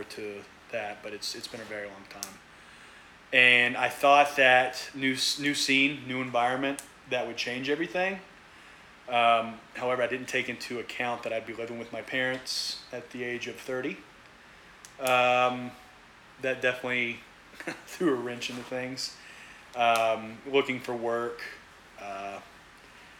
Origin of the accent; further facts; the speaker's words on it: Sophia, West Virginia, United States; moved away as an adult; also born or lived in Tampa, Florida / Washington, D.C.; I'm born and raised in Sophia, West Virginia